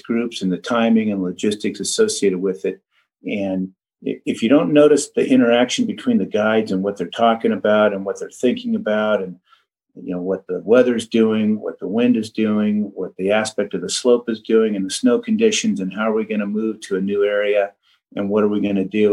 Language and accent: English; Redding, California, United States; I grew up in Redding, California, and I've been skiing my whole life.